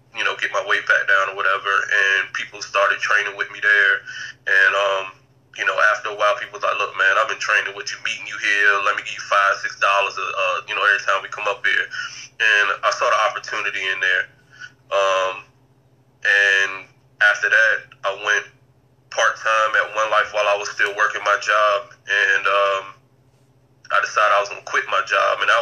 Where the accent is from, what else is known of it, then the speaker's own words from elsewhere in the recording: Norfolk, Virginia, United States; also born or lived in Deep Creek, Chesapeake, Virginia; from Norfolk. I spent elementary school, middle school, and my freshman and sophomore years in Norfolk. And I live in Norfolk now.